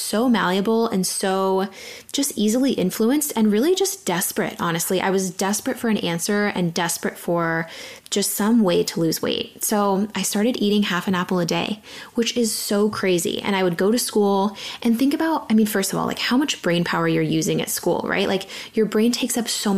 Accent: San Diego, California, United States; I grew up in San Diego, super athletic kid, playing volleyball

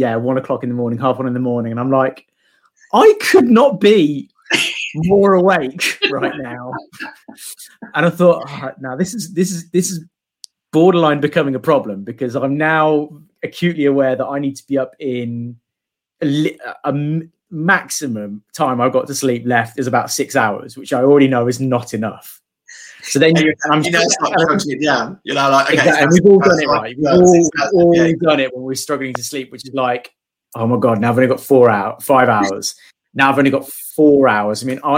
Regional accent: Midlands, United Kingdom; moved away; I'm actually from the Midlands

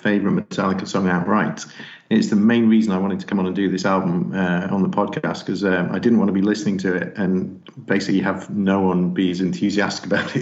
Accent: England, United Kingdom; I'm English

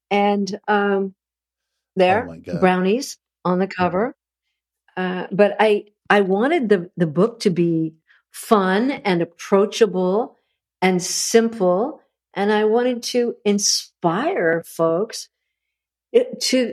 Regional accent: California, United States; also born or lived in North Carolina; I had grown up in such a sort of interesting mix of people, you know, very, very, metropolitan, mm-hmm, sort of crazy mix of people in California

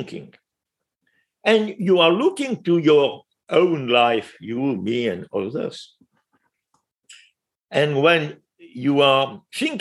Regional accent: France; English is a second language; we eat in France

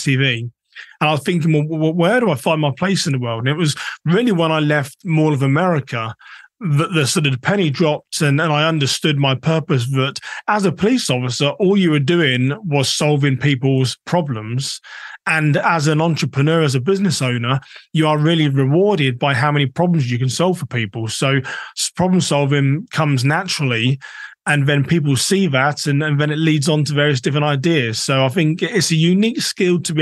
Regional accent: England, United Kingdom; moved away as an adult; also born or lived in Minnesota, United States; now in United States; I'm technically a British American, been in the US for 12 years

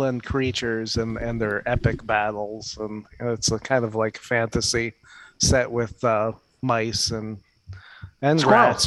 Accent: Hamden, Connecticut, United States; I grew up actually in the town of Connecticut, so I guess New Haven, just south, was our home city.

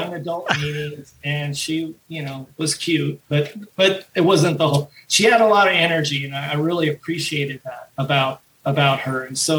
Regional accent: San Fernando Valley, California, United States; I was from the Valley

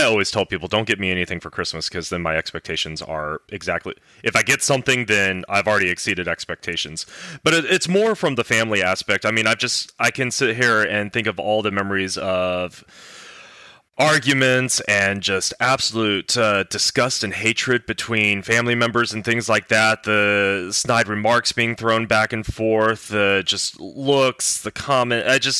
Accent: the South, United States; I grew up in the South.

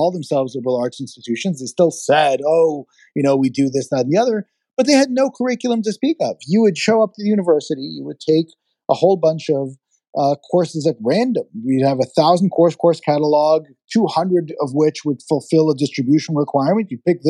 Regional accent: Israel; now in United States; being an immigrant, I was born in Israel. I was not born in the United States, and I adopted this country as my own

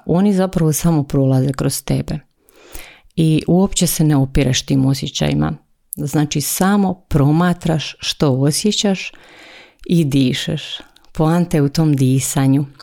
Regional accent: Croatia; tu kod nas u Hrvatskoj

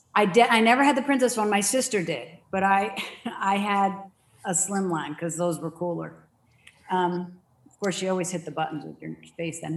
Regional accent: Danbury, Connecticut, United States; moved away as an adult; also born or lived in Dover, Delaware; now in Arizona, United States; I grew up in Danbury, Connecticut, only about 45 minutes outside of Manhattan

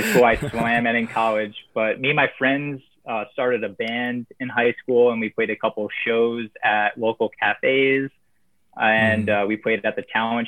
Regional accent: Warwick, New York, United States; I'm from Warwick, New York. It's a small town, an hour north of New York City

